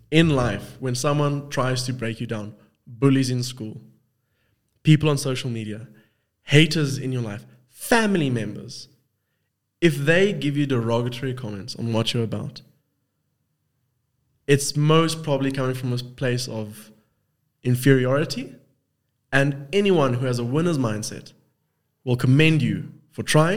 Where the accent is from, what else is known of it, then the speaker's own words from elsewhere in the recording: South Africa; accent: South African; also born or lived in Cape Town; I'm South African and all South African. Got the same accent, kind of.